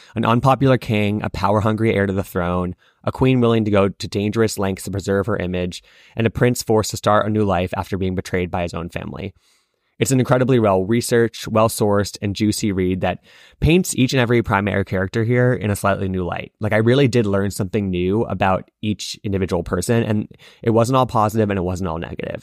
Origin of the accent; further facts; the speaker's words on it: United States; as a kid growing up in America